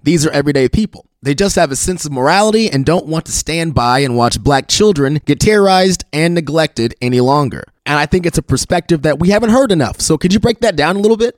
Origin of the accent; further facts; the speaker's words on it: Lee's Summit, Missouri, United States; I came from Lee Summit. I went to high school in Lee Summit.